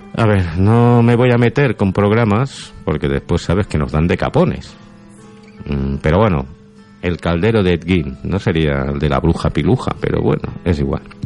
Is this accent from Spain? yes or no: yes; Catalonia, Spain